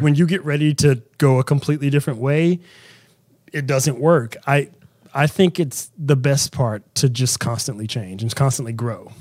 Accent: Southern West Virginia, United States; I am from Southern West Virginia, um, insanely religious background, in church six days a week

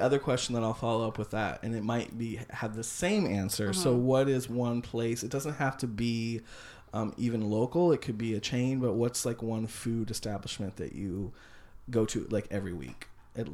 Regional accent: California, United States; moved away; also born or lived in Oklahoma; I grew up in California.

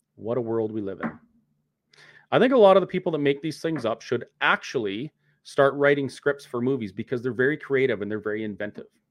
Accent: Canada; protesting as a Canadian citizen who has the right to protest and peacefully assemble

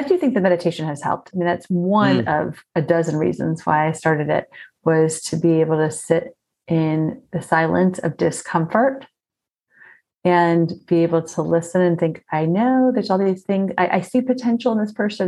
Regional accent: South Florida, United States; I grew up in South Florida and we spent so much time outdoors

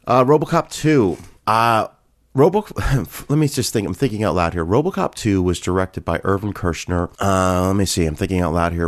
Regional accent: Canada; I grew up in Canada

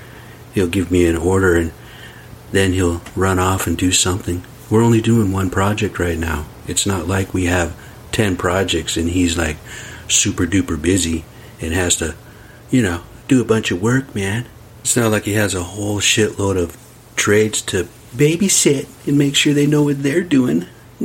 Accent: United States; I'm from the res.

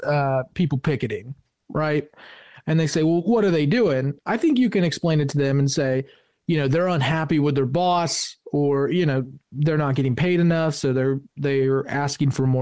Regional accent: Parkersburg, West Virginia, United States; I'm from Parkersburg, where at that time, LGBTQ plus issues weren't discussed, especially in my neck of the woods.

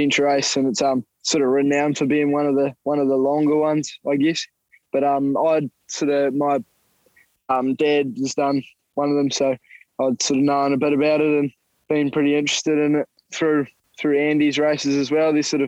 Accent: Lumsden, Southland, New Zealand; I'm from Lumsden, which is just in northern Southland.

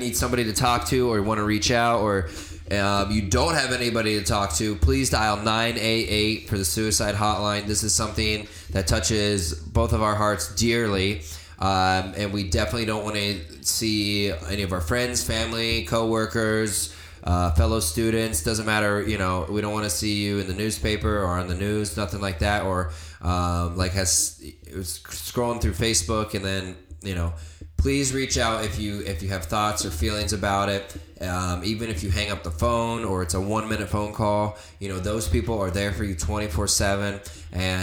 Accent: Virginia, United States; I'm from Virginia, not West Virginia

